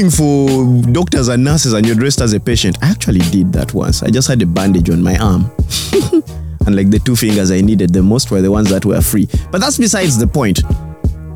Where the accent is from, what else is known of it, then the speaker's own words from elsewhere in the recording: Northern Region, Uganda; I'm from Northern Uganda